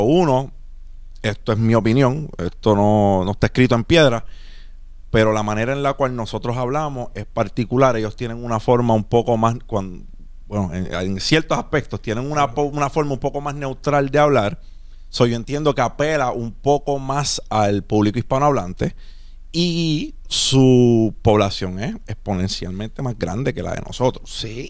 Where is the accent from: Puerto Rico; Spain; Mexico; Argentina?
Puerto Rico; nosotros somos de Puerto Rico